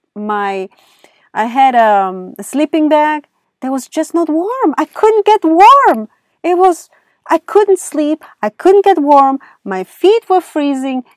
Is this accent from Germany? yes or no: yes; Germany; accent: thick accent; now in California, United States; I grew up in Germany, And over there, sports is a must in schools.